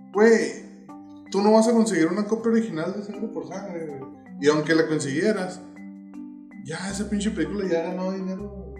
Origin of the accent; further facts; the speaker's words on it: Mexico; yo también soy mexicano